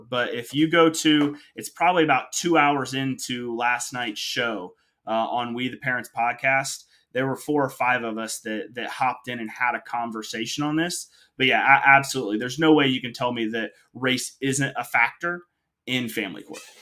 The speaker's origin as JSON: {"language": "English", "town": "Kokomo", "region": "Indiana", "country": "United States", "tie": "born or raised there", "said": "I'm Indiana born and raised, alum of Indiana University"}